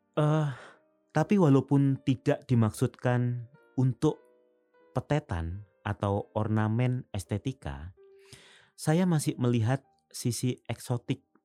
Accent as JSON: {"language": "Indonesian", "town": "Semboro", "region": "East Java", "country": "Indonesia", "tie": "born or raised there", "moved": "yes", "said": "waktu kecil saya masih menjumpai ini di dusun saya di pelosok Jawa bagian timur sana"}